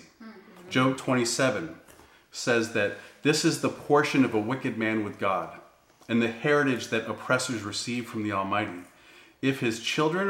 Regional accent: New England, United States; I grew up in New England

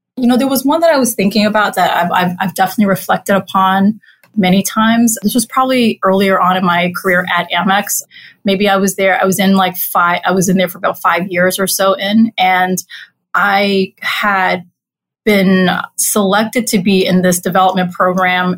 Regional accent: New York City, New York, United States; I grew up in Corona, Queens. I'm a native New Yorker.

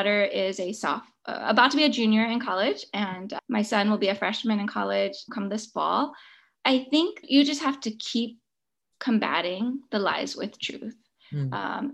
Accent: San Francisco, California, United States; I grew up in San Francisco

